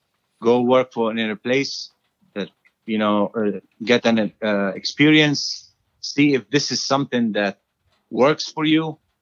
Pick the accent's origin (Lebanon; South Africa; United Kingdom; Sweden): Lebanon; now in United States; We came from Lebanon.